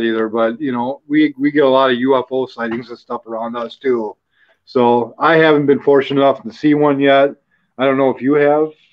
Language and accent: English; West Bend, Wisconsin, United States; now in Fond du Lac, United States; we grew up in West Bend, Wisconsin